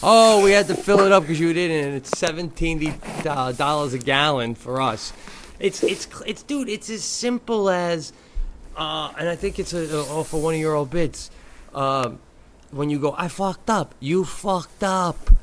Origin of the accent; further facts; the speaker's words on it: Long Island, New York, United States; now in Los Angeles, United States; I grew up on Long Island.